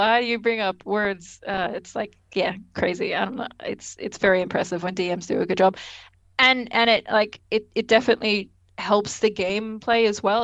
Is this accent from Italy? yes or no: no; Australia; I'm Australian, it's fine. We're both Australian